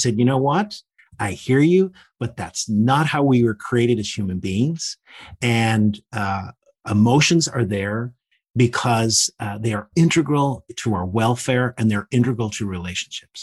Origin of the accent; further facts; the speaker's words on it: Northern Ireland, United Kingdom; I grew up in the Troubles in Northern Ireland